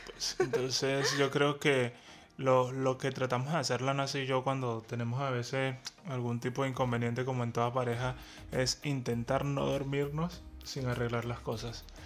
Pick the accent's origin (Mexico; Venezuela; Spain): Venezuela; somos venezolanos